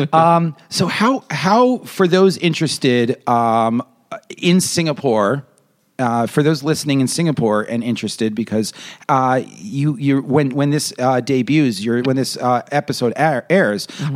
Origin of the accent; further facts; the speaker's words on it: United States; as an American